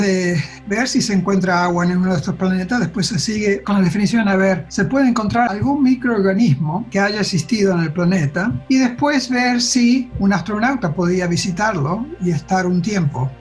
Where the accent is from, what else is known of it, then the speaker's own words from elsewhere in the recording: Rosario, Santa Fe, Argentina; also born or lived in United States; now in Pasadena, United States; nací en Rosario, a Santa Fe, Argentina, y ahora estoy trabajando para NASA